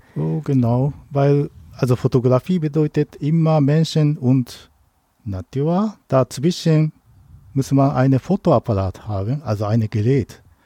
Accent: Tsukuba, Ibaraki, Japan; German is a second language; moved away as an adult; now in Germany; Ich komme aus Tokio, äh, näher von Tokio, aber meine Heimat heißt Tsukuba, also kleiner Dorf.

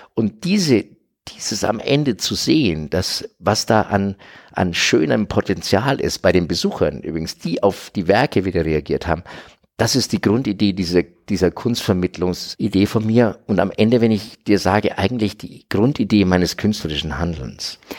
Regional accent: Franconia, Bavaria, Germany; ich bin 69 geboren in Franken, in Bayern.

